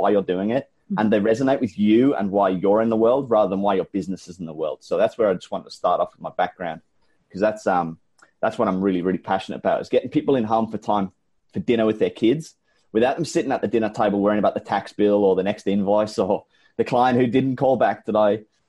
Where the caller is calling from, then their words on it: Brisbane, Queensland, Australia; I'm calling in from Brisbane, Australia. It is the middle of summer here and it is hot.